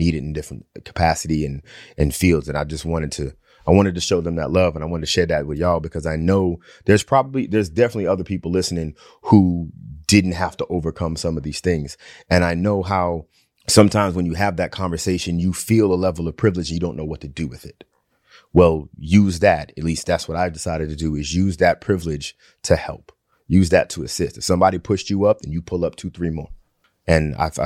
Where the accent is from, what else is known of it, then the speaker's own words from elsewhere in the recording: Long Island, New York, United States; I grew up in Long Island